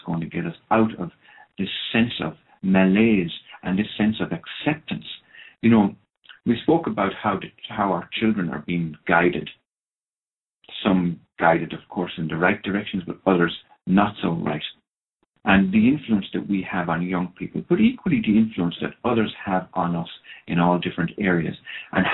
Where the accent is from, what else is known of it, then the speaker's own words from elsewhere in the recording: Ireland; first language Irish; English is a second language; I come from Ireland where drink really is a historical kind of an approach to life.